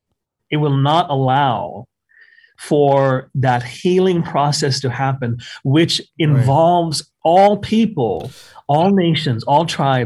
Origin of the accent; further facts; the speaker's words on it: Canada; I just tell them, hey, man, I'm Canadian. I can't vote.